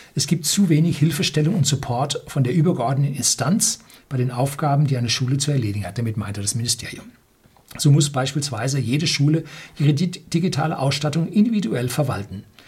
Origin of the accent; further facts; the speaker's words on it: Germany; bei uns in Deutschland